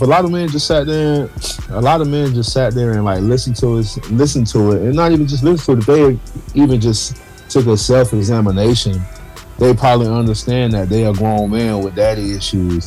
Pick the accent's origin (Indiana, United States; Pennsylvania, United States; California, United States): California, United States; Gardena; I grew up in Gardena in the hood